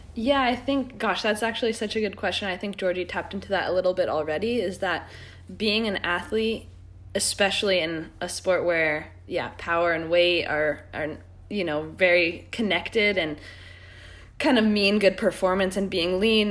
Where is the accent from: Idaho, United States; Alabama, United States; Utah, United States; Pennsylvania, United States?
Utah, United States; Park City; also born or lived in Squamish, British Columbia; now in Santa Cruz, United States; I grew up in Park City, Utah, and now I'm in Santa Cruz